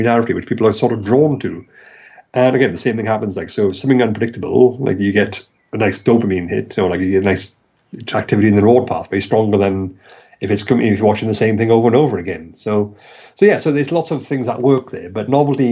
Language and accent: English; Wales, United Kingdom; accent: Welsh; my ridiculous Welsh accent